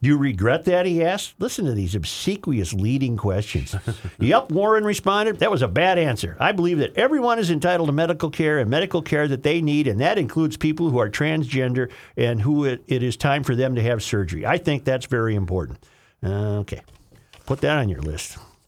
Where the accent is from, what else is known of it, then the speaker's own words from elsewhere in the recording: Caracas, Capital District, Venezuela; English is a second language; Caracas, Venezuela, my home country, has it all.